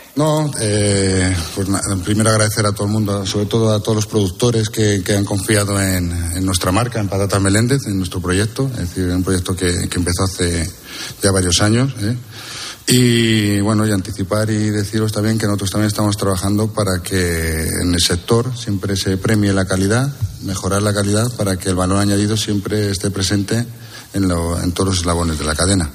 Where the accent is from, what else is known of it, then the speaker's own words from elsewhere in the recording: Castile and León, Spain; es mi tierra, es Castilla y León